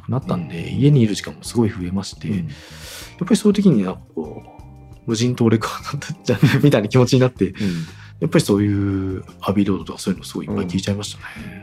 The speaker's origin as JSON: {"language": "Japanese", "town": "Obu", "region": "Aichi", "country": "Japan", "tie": "born or raised there", "said": "正確には名古屋の隣の大府市っていうところに出あの名古屋じゃない近隣都市の出身だったんで"}